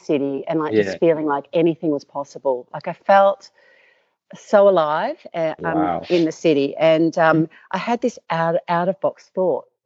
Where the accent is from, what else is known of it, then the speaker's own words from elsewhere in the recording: Perth, Western Australia, Australia; I'm from Perth. So I was born in Perth, Western Australia